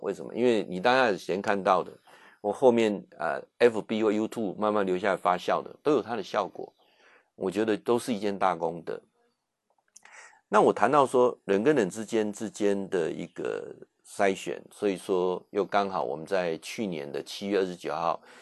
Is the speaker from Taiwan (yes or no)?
yes; Taiwan; 他才愣了一下说：“啊，你你你是我们台湾人哦？”